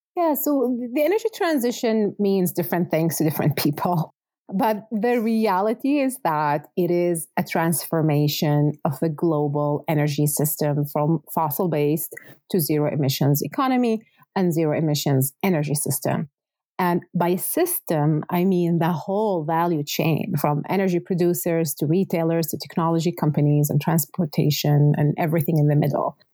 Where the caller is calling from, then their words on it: Calgary, Alberta, Canada; I'm calling today from Treaty 7 here in Calgary